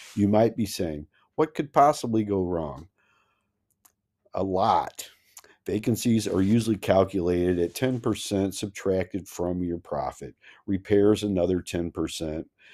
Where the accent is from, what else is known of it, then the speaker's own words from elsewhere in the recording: Missouri, United States; I'm from Missouri, the Show Me State.